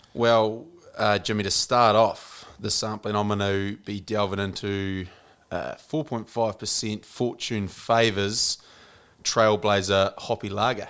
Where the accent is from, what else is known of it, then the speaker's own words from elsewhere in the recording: Central Otago, New Zealand; moved away as an adult; also born or lived in Bay of Plenty / Tasman; Grew up in, uh, in the Media Toto, Central Otago